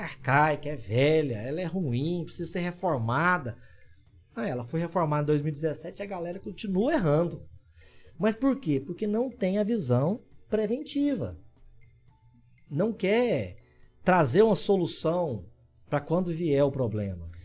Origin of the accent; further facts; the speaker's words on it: Orizona, Goiás, Brazil; lá da minha cidade, de Orizona